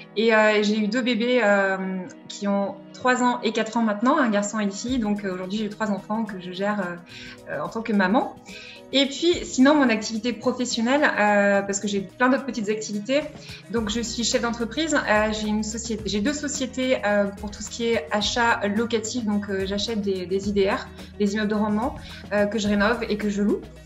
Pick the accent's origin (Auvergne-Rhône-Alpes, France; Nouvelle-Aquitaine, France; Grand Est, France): Auvergne-Rhône-Alpes, France; Vichy; je suis née le 20 juillet 1983, j'ai 37 ans à Vichy et je suis une Auvergnate aujourd'hui